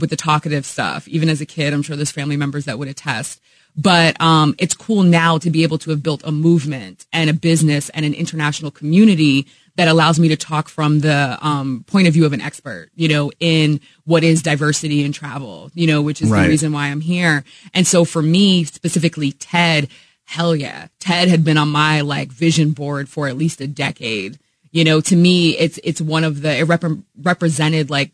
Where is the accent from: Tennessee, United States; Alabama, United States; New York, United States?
New York, United States; Poughkeepsie; moved away as an adult; also born or lived in Albany, New York / New Rochelle, New York; I grew up in Poughkeepsie, New York